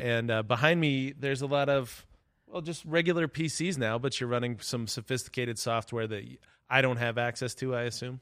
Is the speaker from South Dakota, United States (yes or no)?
yes; Webster, South Dakota, United States; when I grew up in Webster, South Dakota